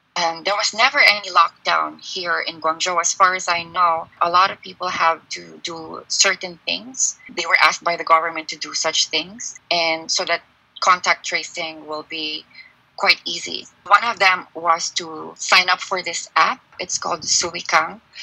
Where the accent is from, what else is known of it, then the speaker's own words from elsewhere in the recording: Philippines; now in China; I'm a Filipino